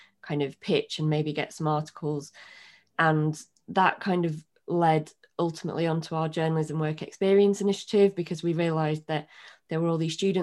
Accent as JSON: {"language": "English", "town": "Bradford", "region": "Yorkshire and the Humber", "country": "United Kingdom", "also_born_or_lived": "Sheffield / London", "said": "I'm from Bradford originally, and I went to university in Sheffield"}